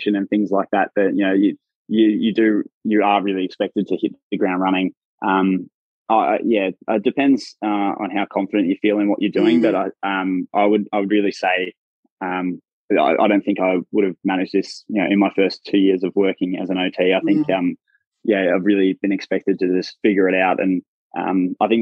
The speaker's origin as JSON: {"language": "English", "country": "Australia", "accent": "Australian", "moved": "yes", "said": "my accent is quite funny to people. So my workmates have been calling me Australia because I obviously stand out."}